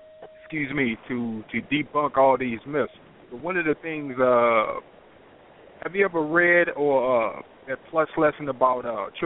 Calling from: North Carolina, United States; I'm a caller from North Carolina.

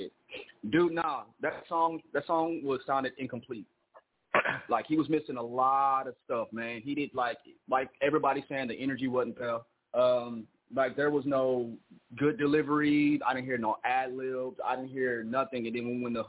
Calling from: Austin, Texas, United States; I'm calling from Austin, Texas

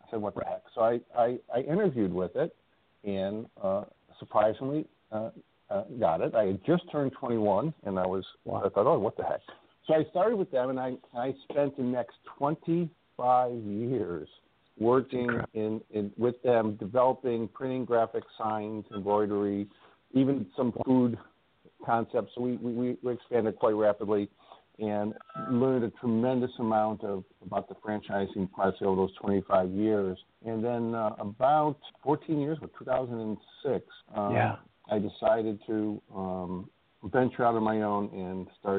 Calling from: Indiana, United States; I live in Northwest Indiana, just outside, you know, Chicago. And I'm calling from there today, so I get to stay home for a couple of days.

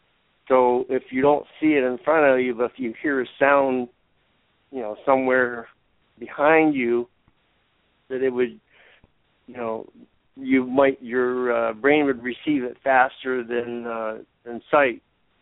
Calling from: Ithaca, New York, United States; from Ithaca.

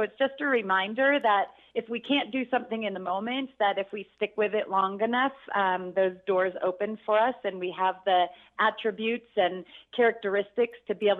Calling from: Mammoth Lakes, California, United States; Mammoth Lakes, California is where I've lived for 19 years.

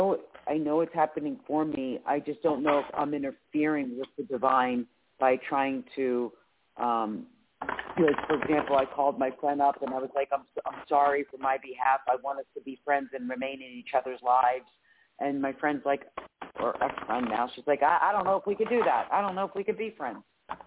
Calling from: Philadelphia, Pennsylvania, United States; It's … from Philadelphia, Pennsylvania.

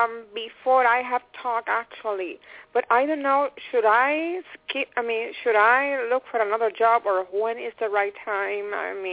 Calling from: Phoenix, Arizona, United States; No, I'm in Phoenix, Arizona.

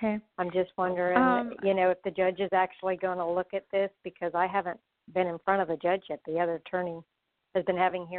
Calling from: Florida, United States; I'm calling from Florida.

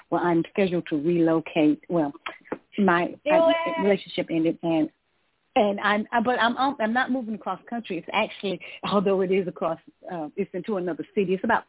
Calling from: Georgia, United States; I'm calling from Georgia.

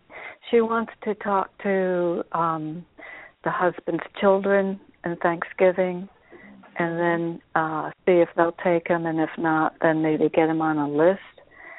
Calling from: Connecticut, United States; I'm in Connecticut.

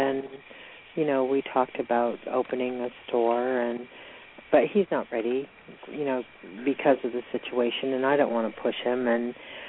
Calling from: Georgia, United States

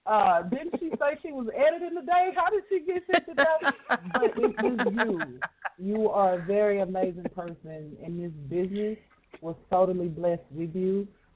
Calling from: Dallas, Texas, United States; I'm calling from Dallas, Texas.

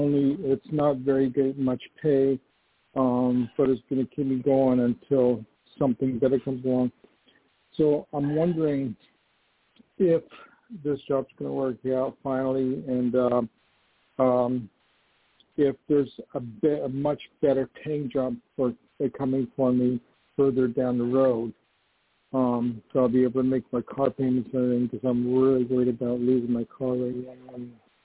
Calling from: New York, United States; It's Vince. I'm calling from New York.

